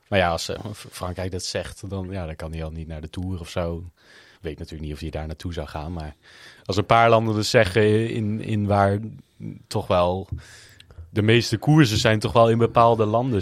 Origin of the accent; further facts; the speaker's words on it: Netherlands; wij als Nederlanders